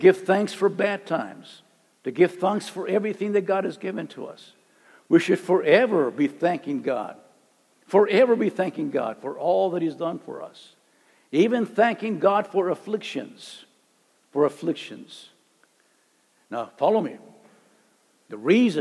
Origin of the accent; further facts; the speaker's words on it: Calexico, California, United States; I'm from Calexico. Calexico is like way down